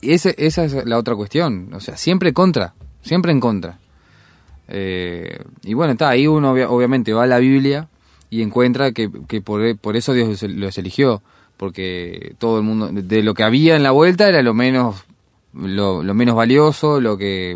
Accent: Uruguay; nosotros somos uruguayos

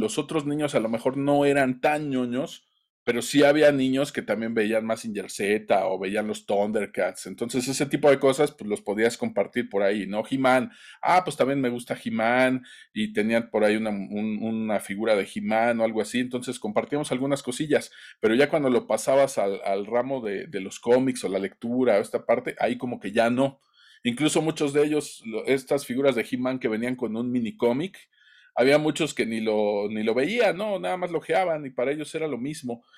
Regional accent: Tlaxcala, Mexico; en mi pueblito aquí en Tlaxcala

